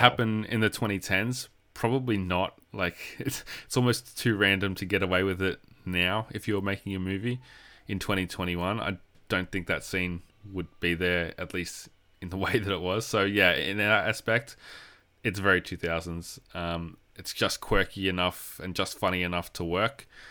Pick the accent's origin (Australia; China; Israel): Australia; I'm an Australian